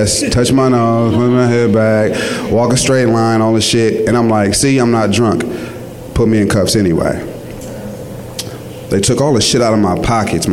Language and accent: English; Richmond, California, United States; I'm from Richmond